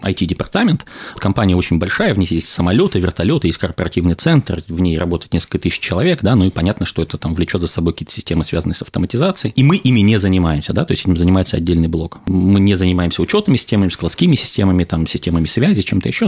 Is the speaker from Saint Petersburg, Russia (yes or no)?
no; Krasnodar, Krasnodar Krai, Russia; я из Краснодара, это где-то рядом с Сочи